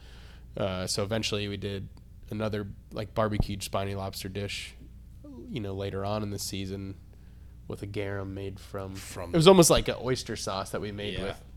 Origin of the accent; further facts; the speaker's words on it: Florida, United States; also born or lived in Atlanta; now in Nashville, United States; I grew up in Florida